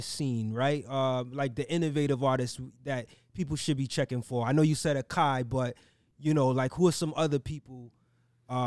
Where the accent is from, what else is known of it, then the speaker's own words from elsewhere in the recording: New York City, New York, United States; I grew up in Brooklyn in the 90s